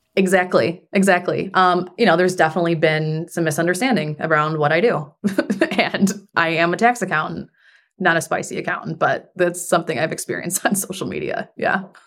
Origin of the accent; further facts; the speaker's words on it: Buffalo, New York, United States; also born or lived in Germany / Washington, D.C.; now in Houston, United States; we're both from Buffalo